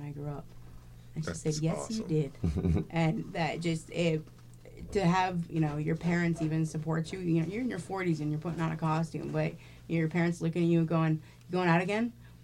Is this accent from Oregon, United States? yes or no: yes; Portland, Oregon, United States; growing up in Portland